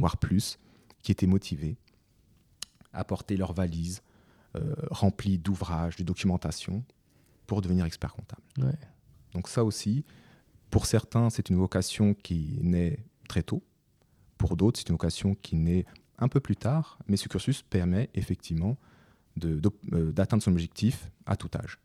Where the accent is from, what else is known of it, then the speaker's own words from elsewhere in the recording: France; je suis né en France, j'ai fait toutes mes études en France